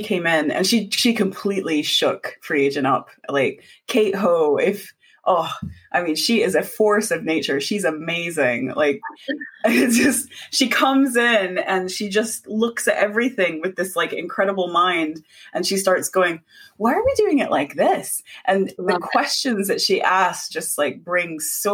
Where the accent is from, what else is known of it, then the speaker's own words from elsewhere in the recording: United States; moved away; We're both immigrants. So she's from Hong Kong and I'm from America